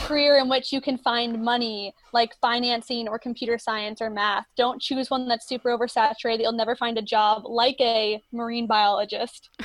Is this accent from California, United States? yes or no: no; Florida, United States; moved away; also born or lived in Maryland; I grew up in Florida. I went to the beach a lot, was always around water. And then when I moved to Maryland